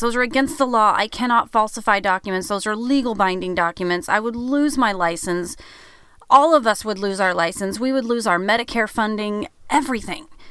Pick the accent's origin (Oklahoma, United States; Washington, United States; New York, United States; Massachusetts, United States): Oklahoma, United States; now in Branson, United States; we're from Oklahoma, so that's where all of our people are from